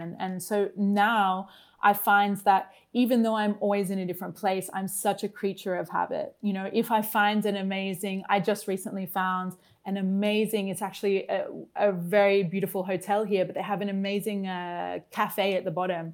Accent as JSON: {"language": "English", "town": "Brisbane", "region": "Queensland", "country": "Australia", "tie": "born or raised there", "moved": "as an adult", "said": "my hometown of Brisbane in Australia"}